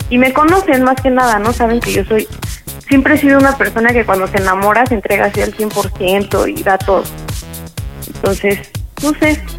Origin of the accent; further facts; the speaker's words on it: Ixtapaluca, State of Mexico, Mexico; De Ixtapaluca.